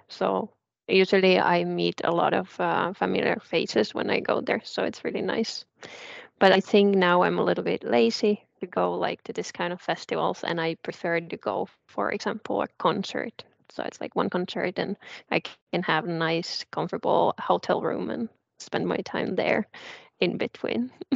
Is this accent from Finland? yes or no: yes; Southern Finland, Finland; moved away; also born or lived in South Ostrobothnia; I'm actually originally from South